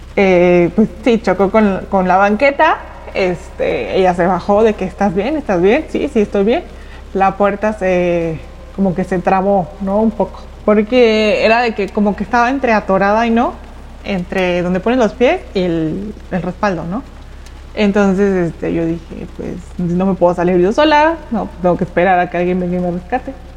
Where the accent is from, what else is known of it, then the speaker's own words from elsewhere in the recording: Mexico City, Mexico; moved away as an adult; now in Saltillo, Mexico; yo nací en la Ciudad de México, eh, tengo 16 años viviendo en Saltillo